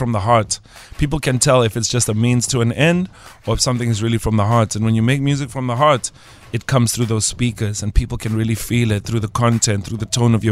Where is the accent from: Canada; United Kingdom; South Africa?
South Africa; I am unapologetically South African